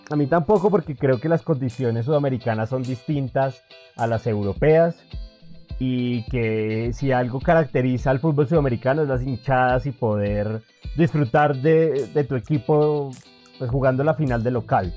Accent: Colombia; a nosotros como colombianos

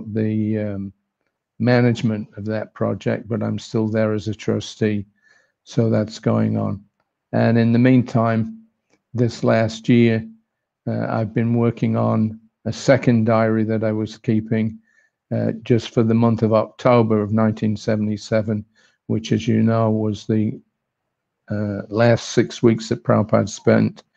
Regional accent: England, United Kingdom; moved away as an adult; also born or lived in Australia; I was born and brought up in England, 1950

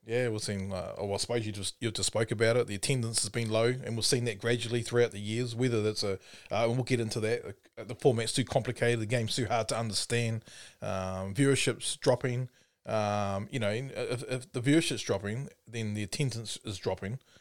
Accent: Timaru, Canterbury, New Zealand; I'm from Timaru

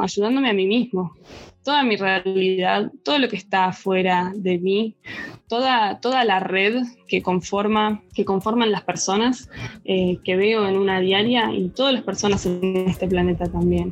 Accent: Buenos Aires, Argentina; moved away; soy argentina, nací en Buenos Aires

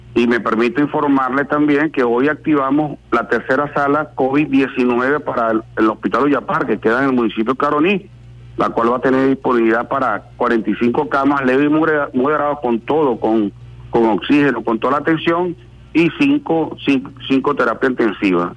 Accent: Venezuela; como venezolano

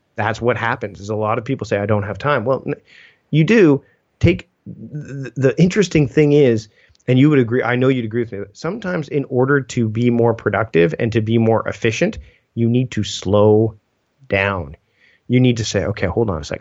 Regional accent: Canada; as a Canadian

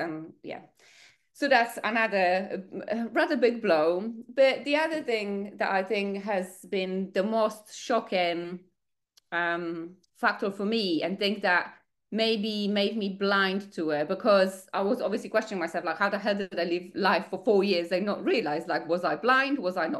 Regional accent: Poland; English is a second language; now in United Kingdom; I moved to the UK from Poland. I didn't speak a word of English. I didn't know anyone.

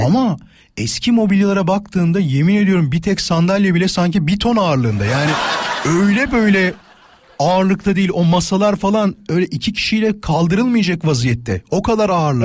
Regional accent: Kocaeli, Turkey; moved away; Kocaeli canım memleketim.

